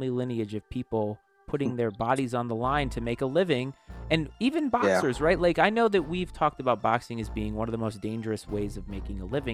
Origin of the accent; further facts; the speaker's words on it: United States; as an American